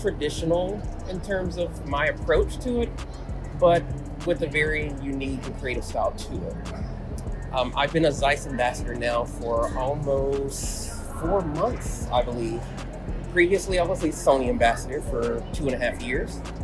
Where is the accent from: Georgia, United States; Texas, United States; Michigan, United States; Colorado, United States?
Georgia, United States; Atlanta; I'm from Atlanta, Georgia